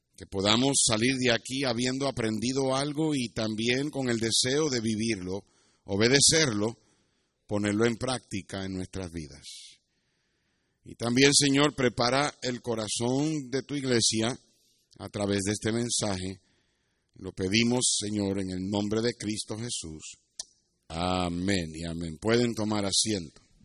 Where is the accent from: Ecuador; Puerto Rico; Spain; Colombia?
Puerto Rico; Yo me crié en Puerto Rico y me crié cerca de la playa